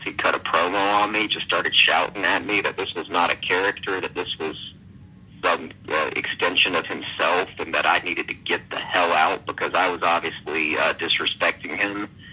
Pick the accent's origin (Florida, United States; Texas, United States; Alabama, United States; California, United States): Alabama, United States; I'm from Alabama